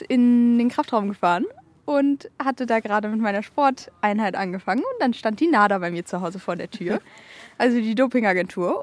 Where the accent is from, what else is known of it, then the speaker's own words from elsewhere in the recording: Kiel, Schleswig-Holstein, Germany; ich bin mehr oder weniger in Schilksee beziehungsweise Strande aufgewachsen